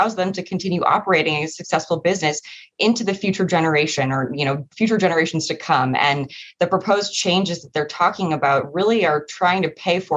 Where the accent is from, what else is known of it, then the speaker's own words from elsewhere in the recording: Massachusetts, United States; moved away; also born or lived in Washington, D.C.; I am originally from Massachusetts